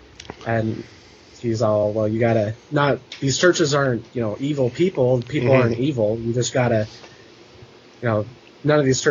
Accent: Salt Lake City, Utah, United States; I grew up in Salt Lake City

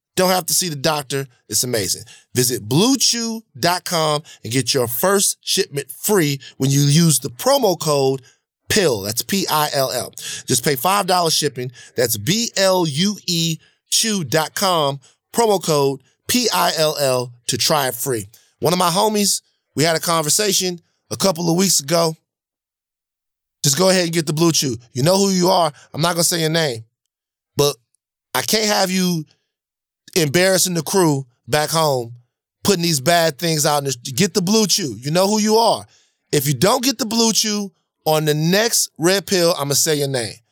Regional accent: Baton Rouge, Louisiana, United States; now in Los Angeles, United States; growing up in Baton Rouge

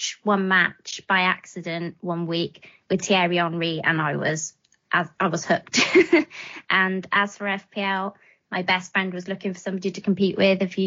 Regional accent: Wales, United Kingdom; now in England; I'm from the land of dragons, and that's Wales to to most people. But I've lived in England a long time now.

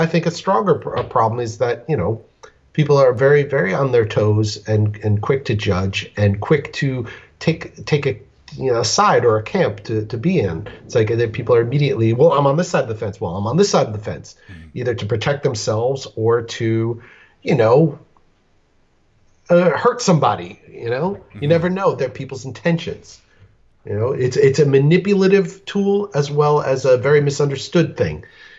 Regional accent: Colorado, United States; To answer some of your questions, I'm from Colorado, Mile High.

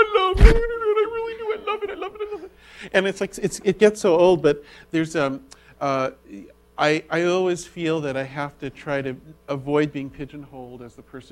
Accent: Berkeley, California, United States; Berkeley, from my hometown

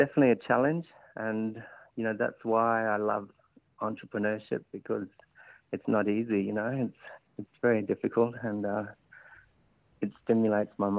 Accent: Kakadu National Park, Northern Territory, Australia; moved away as an adult; now in Darwin, Australia; I'm from Kakadu National Park, southeast of Darwin, about 3 hours. I come from a small community called Murdudjurl, which is on my mother's country, Murrumburu country

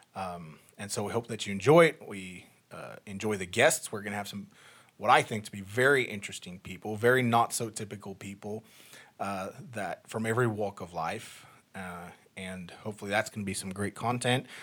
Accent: South Africa; also born or lived in East Texas, United States; now in United States; I was born and raised in South Africa, moved to the States in two thousand five

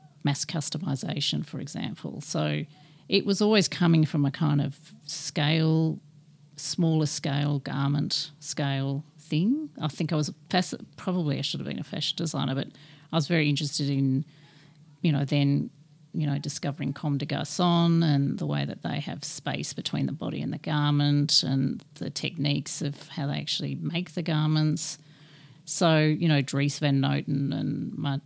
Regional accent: Sydney, New South Wales, Australia; now in Melbourne, Australia; I'm from Sydney

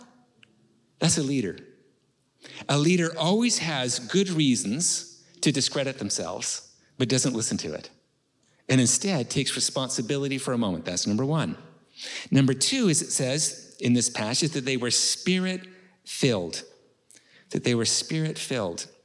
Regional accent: Canada; I'm from Canada

